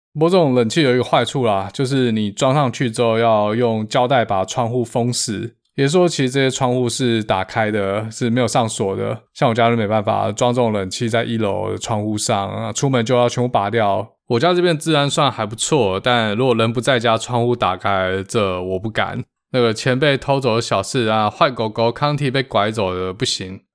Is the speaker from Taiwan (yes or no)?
yes; Taiwan; moved away as an adult; also born or lived in Seattle, United States; now in United States; 毕竟还是一个台湾人，在亚热带地区长大